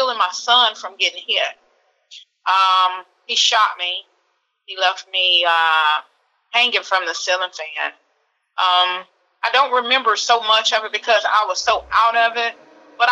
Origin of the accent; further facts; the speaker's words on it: Alabama, United States; my hometown in Alabama